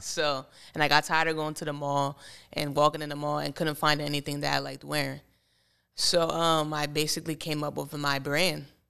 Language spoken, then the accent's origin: English; Bethlehem, Pennsylvania, United States; I grew up in Bethlehem